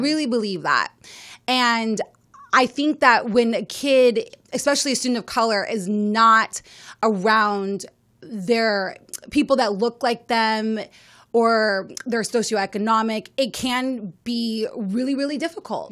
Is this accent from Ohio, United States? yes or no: no; Las Vegas, Nevada, United States; I am from Las Vegas, Nevada